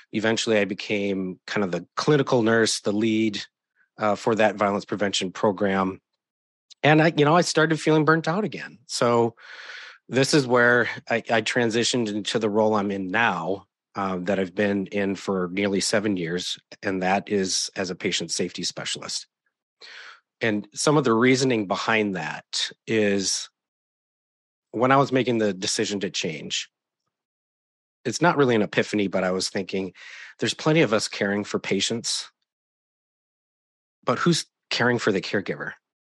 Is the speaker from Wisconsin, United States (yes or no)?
yes; Wisconsin, United States; now in Oregon, United States; I was born and raised in Wisconsin. So Southeast Wisconsin, not far from Milwaukee.